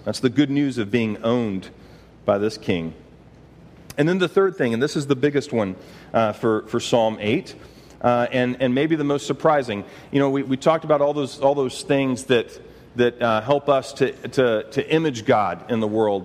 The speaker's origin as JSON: {"language": "English", "region": "Texas", "country": "United States", "said": "I'm from Texas"}